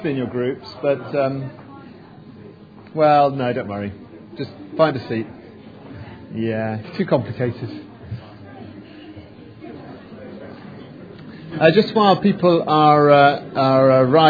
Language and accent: English; England, United Kingdom; we're English